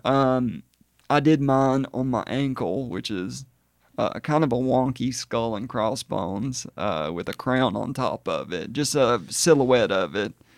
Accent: Hokes Bluff, Alabama, United States; I'm originally from Hoke's Bluff, Gadsden area

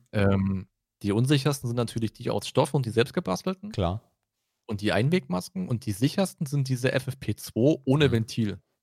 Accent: Brandenburg, Germany; Bei uns in Brandenburg

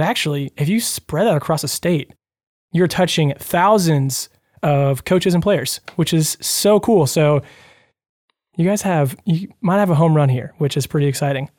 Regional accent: Louisville, United States; I grew up in Louisville

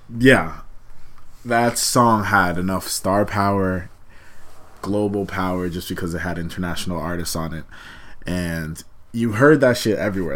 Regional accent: Malden, Massachusetts, United States; I'm from Malden, but when people don't know the area I'd be like, oh, I'm like 15, 20 minutes outside of Boston

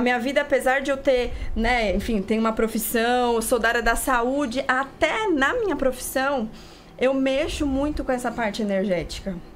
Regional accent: interior of Paraná, Brazil; now in São Paulo, Brazil; Nasci aqui em São Paulo, mas morei no interior do Paraná

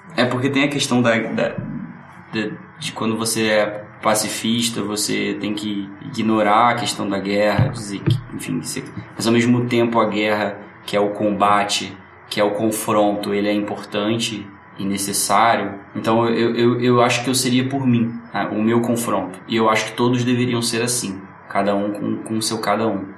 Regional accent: Rio de Janeiro, Brazil; Só que eu nasci em Santa Teresa e morava na Tijuca

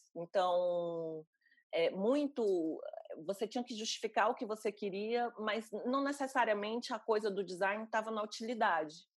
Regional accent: Fortaleza, Ceará, Brazil; moved away; no Ceará, eu sou cearense

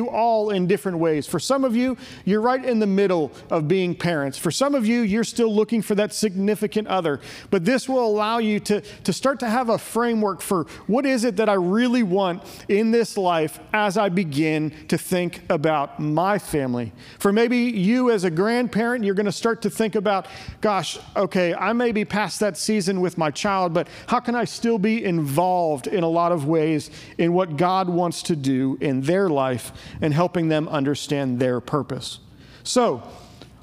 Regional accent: Pittsburgh, Pennsylvania, United States; moved away as an adult; also born or lived in Virginia; now in Murfreesboro, United States; I grew up in Pittsburgh, PA, the greatest city on earth

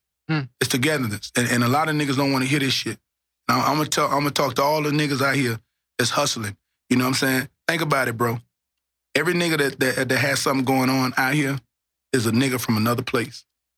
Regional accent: Dallas, Texas, United States; But I'm from North Dallas, nigga. I represent the whole Dallas.

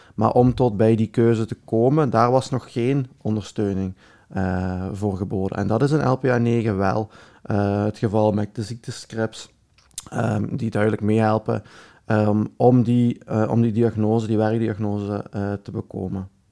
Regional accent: Belgium; accent: Belgian; mijn Belgisch accent

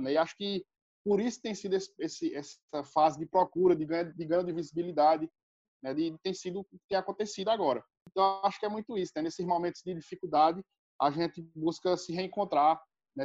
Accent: Brazil

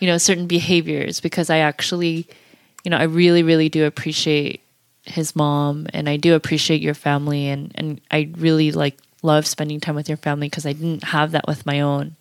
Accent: United States; we're pretty American now

